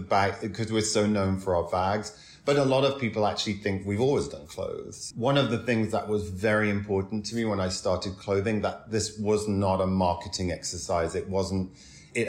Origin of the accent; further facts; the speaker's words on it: Doncaster, Yorkshire and the Humber, United Kingdom; moved away as an adult; also born or lived in Carlisle; now in New York, United States; I grew up in Doncaster. My family's from Carlisle. We moved there when I was a teenager.